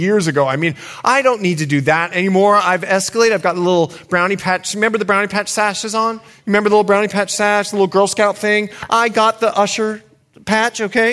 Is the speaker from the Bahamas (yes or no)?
yes; Bahamas; now in United States; I grew up in the Bahamas